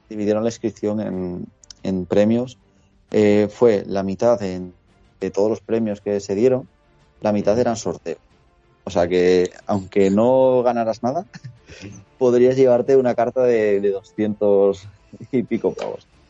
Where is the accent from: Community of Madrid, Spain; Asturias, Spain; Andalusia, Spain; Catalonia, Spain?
Asturias, Spain; moved away as an adult; also born or lived in Ponferrada / León; now in Valencia, Spain; yo eh, soy de Asturias, pero estudié la carrera en Ponferrada ah, y en León